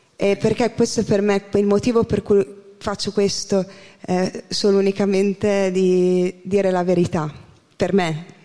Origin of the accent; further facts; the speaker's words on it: Porto Garibaldi, Emilia-Romagna, Italy; also born or lived in Scotland; sono di Porto Garibaldi, provincia di Ferrara